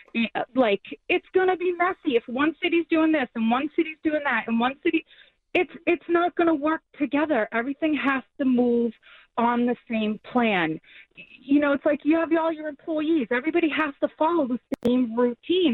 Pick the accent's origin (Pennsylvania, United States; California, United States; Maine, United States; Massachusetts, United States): Massachusetts, United States; Somerville; I was born and raised in Somerville. I'm a graduate of Somerville High School.